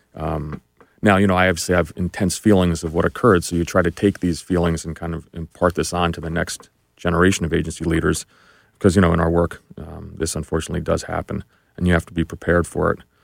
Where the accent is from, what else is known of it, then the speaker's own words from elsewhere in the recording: New Jersey, United States; I grew up in New Jersey, just really uh, a regular middle class kid